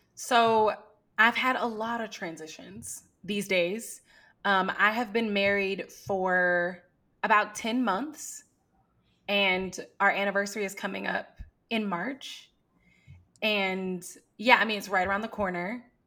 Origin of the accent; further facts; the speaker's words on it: Houston, Texas, United States; also born or lived in Atlanta / Southeast Asia; I was born and raised in Houston, and I moved away from Houston when I went to college in Atlanta